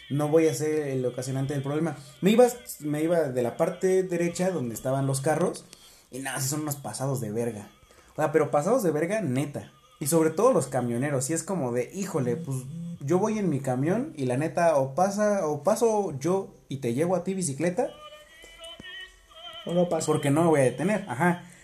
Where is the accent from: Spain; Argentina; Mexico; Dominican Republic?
Mexico; Mexico City; yo soy de la ciudad, yo soy capitalino.